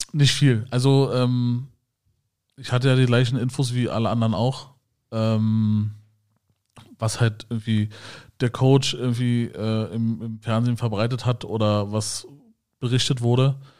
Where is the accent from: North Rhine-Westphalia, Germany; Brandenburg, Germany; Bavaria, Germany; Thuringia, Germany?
Brandenburg, Germany; Schönefeld; ich bin ja in Schönefeld aufgewachsen.